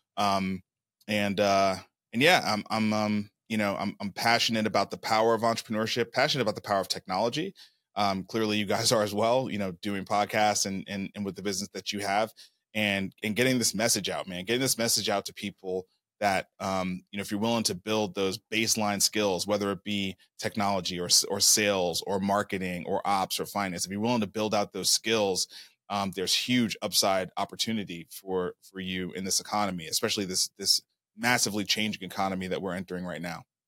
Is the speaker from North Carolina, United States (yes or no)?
no; Brooklyn, New York, United States; moved away as an adult; also born or lived in Atlanta / Nashville, Tennessee; I was born and raised in Brooklyn, New York